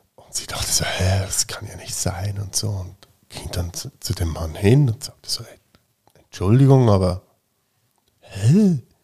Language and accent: German; Fricktal, Aargau, Switzerland; ich bin ja im Fricktal aufgewachsen